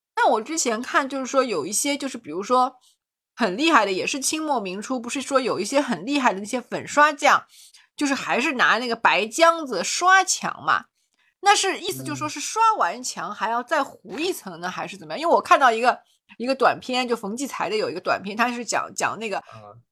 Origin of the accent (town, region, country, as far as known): Shanghai, China; born or raised there